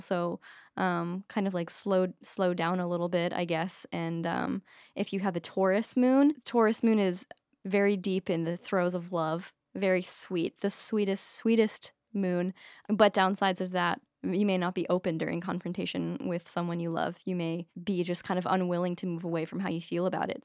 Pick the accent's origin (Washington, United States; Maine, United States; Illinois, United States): Maine, United States; I'm from Maine